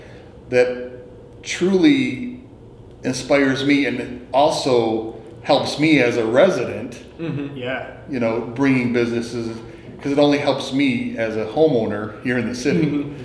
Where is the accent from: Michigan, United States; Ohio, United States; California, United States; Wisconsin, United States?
Michigan, United States; Pontiac; also born or lived in Illinois; My dad was a Pontiac fire captain when I was growing up.